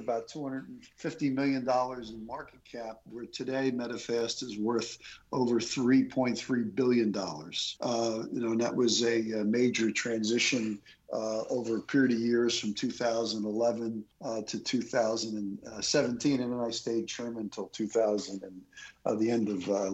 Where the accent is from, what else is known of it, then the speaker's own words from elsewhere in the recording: Philadelphia, Pennsylvania, United States; growing up in the Philadelphia area